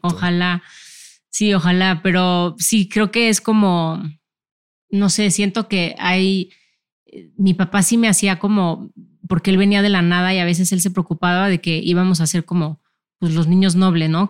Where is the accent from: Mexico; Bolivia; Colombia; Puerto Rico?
Mexico; yo siendo mexicana